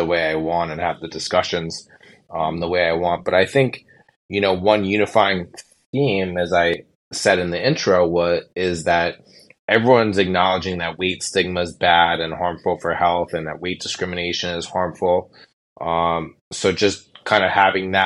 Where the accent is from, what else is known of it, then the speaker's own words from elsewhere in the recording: Los Angeles, California, United States; now in New York City, United States; I'm a New York City private practice endocrinologist, and I'm from Los Angeles originally